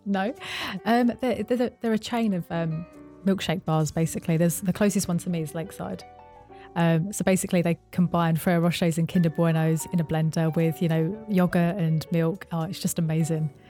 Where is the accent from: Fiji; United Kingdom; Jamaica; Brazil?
United Kingdom; Essex, East of England; moved away as an adult; also born or lived in Bristol; I moved from Bristol back to my hometown in Essex